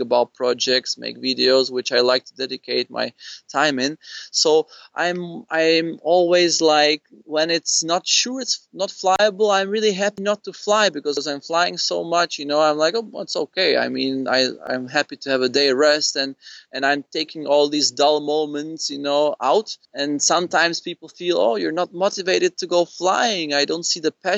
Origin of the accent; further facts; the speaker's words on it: Prague, Czechia; I grew up in Prague